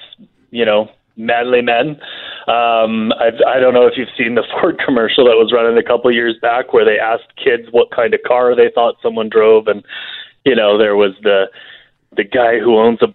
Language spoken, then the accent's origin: English; Alberta, Canada; growing up in Alberta